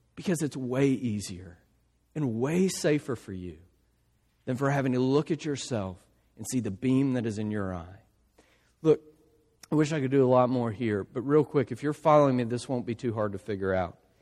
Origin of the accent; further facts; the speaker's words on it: South Louisiana, United States; my family, we're from South Louisiana